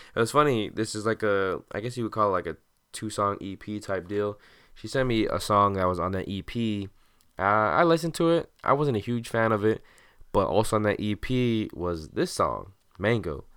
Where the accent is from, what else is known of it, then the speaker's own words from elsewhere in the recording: Santa Ana, California, United States; also born or lived in Orange, California; my friends back home in my hometown of Santa Ana